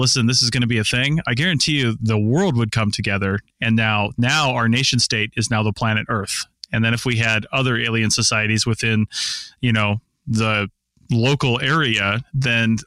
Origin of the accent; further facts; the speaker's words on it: the Northwest, Pacific Northwest, United States; I grew up in the Northwest, which is clearly the most cultured place to be in the country